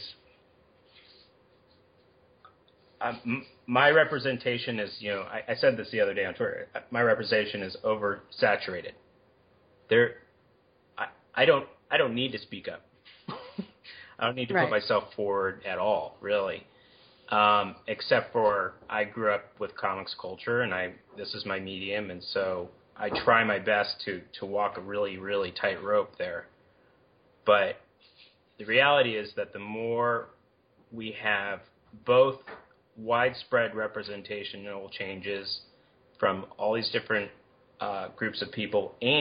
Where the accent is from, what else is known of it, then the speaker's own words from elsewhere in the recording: Berkeley, California, United States; also born or lived in Boulder, Colorado; I grew up in Berkeley